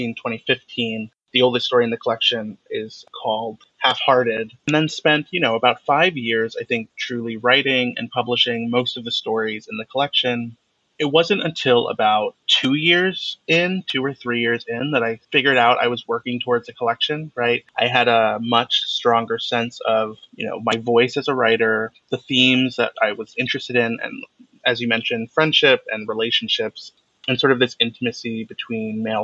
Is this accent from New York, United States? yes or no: no; Cleveland, Ohio, United States; moved away as an adult; I grew up in Cleveland, Ohio from the age of 5 to 18 when I left for college